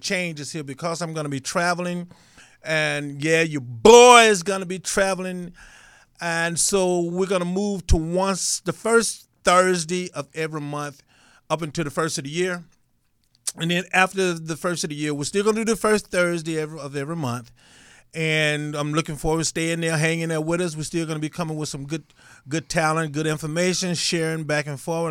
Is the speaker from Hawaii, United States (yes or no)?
no; Grenada, Mississippi, United States; moved away; Grenada, Mississippi, I, you know, I was so impressed that, uh, some of my hometown people watched the show